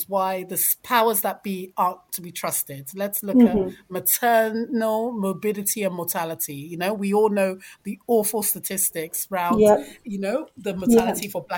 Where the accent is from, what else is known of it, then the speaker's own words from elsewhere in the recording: London, United Kingdom; I'm a Londoner, so I know London